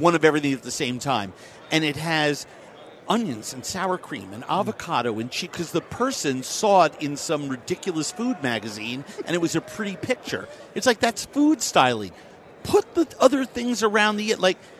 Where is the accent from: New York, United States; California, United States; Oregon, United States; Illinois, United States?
New York, United States; I'm a New Yorker. Right. I love my hometown